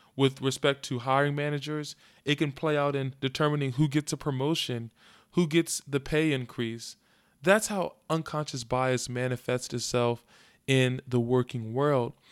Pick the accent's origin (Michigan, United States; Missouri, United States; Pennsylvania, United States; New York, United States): Pennsylvania, United States; Philadelphia; I was interning in my hometown of Philadelphia